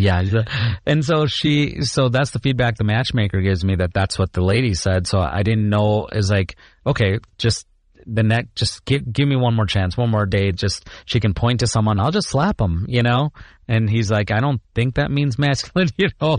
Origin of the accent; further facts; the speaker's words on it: Chicago, Illinois, United States; also born or lived in India / Iowa State (Ames, Iowa); I grew up in Chicago. Um, born in India, uh, but grew up in Chicago